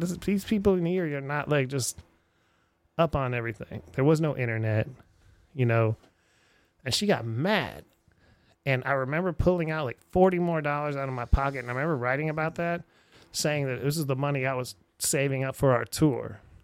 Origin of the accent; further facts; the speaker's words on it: Erie, Pennsylvania, United States; moved away; I'm back in my hometown of Erie, Pennsylvania